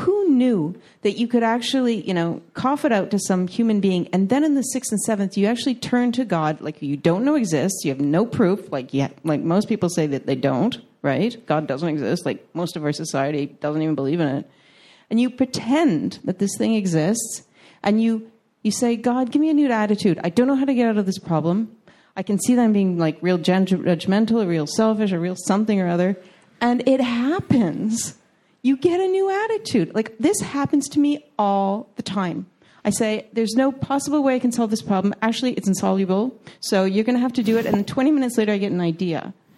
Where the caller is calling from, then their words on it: Montreal, Quebec, Canada; I'm visiting you from Montreal, Canada.